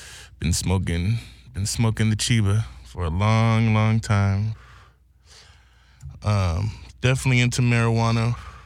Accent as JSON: {"language": "English", "town": "Santa Maria", "region": "California", "country": "United States", "tie": "born or raised there", "said": "I'm born and raised in California. A place called Santa Maria, California"}